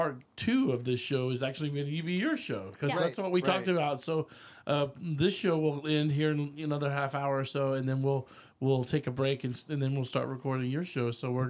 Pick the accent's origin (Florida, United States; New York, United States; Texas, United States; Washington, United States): Texas, United States; Austin; but I was basically raised in Austin, but I moved up here in the last, you know, 4 or 5 years to Round Rock.